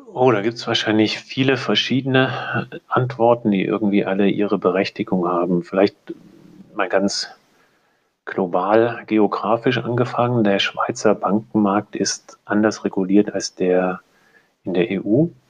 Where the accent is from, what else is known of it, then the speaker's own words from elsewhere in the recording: Germany; also born or lived in Munich / Zurich; Ich selber sitze aber in München, bin auch ähm, aus Deutschland